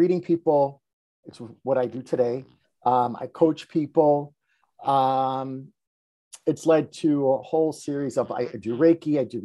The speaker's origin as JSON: {"language": "English", "town": "Chicago", "region": "Illinois", "country": "United States", "tie": "born or raised there", "said": "I grew up here in Chicago. I grew up on the west side of Chicago"}